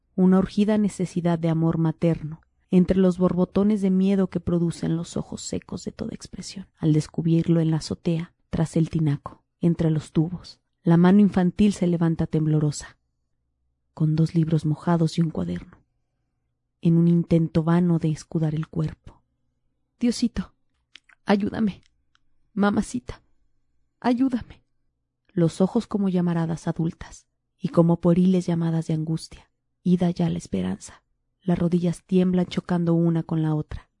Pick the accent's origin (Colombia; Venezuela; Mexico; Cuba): Mexico; State of Mexico; moved away; yo que crecí en el Estado de México